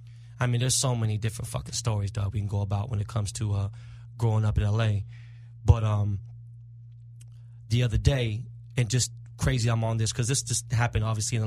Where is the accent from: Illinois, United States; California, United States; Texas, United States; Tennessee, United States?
California, United States; Los Angeles; I'm from Koreatown, from K-Town.